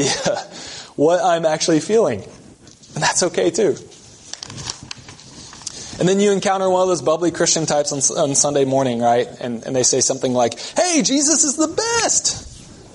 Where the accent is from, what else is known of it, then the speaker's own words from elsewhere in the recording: the South, United States; moved away; I come from the South